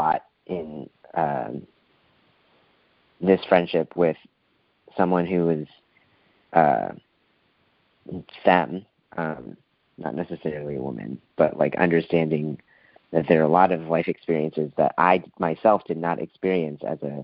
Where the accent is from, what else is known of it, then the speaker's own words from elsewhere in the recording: Midwest, United States; I am from the Midwest